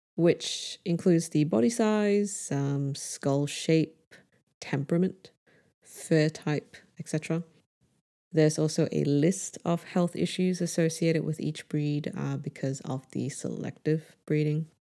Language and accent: English; Brunei; born or raised there